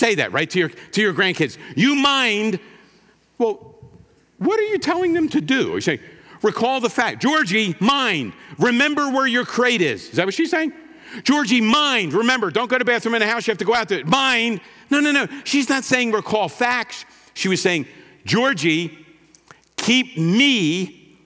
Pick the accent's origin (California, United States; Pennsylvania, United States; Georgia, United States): Pennsylvania, United States; Philadelphia; I grew up in Philadelphia, kind of right downtown.